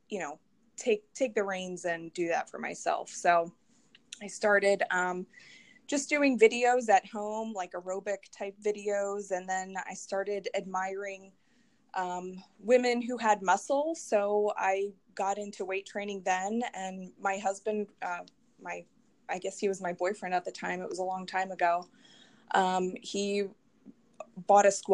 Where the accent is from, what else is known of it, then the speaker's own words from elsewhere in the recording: Philadelphia area, Pennsylvania, United States; I grew up in the area